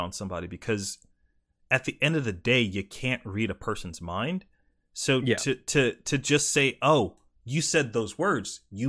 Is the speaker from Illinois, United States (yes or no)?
no; South Carolina, United States; Like, and this could be from growing up in South Carolina and, like, being exposed to that, like, heavily.